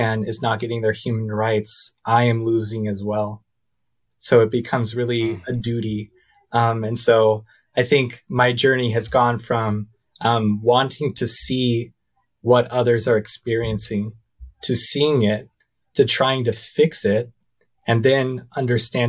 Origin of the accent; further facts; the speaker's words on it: United States; as an American, as a white American male